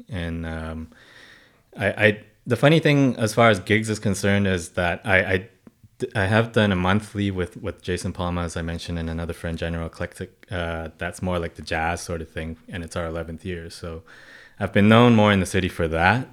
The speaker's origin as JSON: {"language": "English", "country": "Hong Kong", "tie": "born or raised there", "moved": "yes", "lives_now": "Canada", "said": "I was born and raised in Hong Kong"}